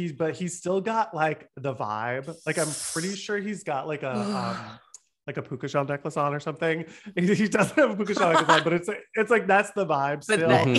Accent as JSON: {"language": "English", "region": "Ohio", "country": "United States", "tie": "born or raised there", "said": "where I grew up in Ohio"}